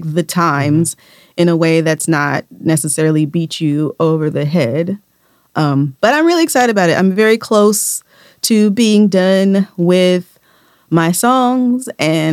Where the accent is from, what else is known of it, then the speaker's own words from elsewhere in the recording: United States; we're from America